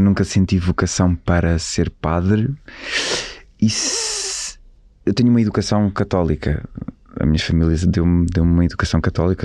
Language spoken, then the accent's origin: Portuguese; Colhoso, Bragança District, Portugal; moved away; eu cresci na, na aldeia com os meus avós. Eh, é uma aldeia que se chama Colhoso, que é ao pé de, de Izeda, a ficar a 30 km de Bragança.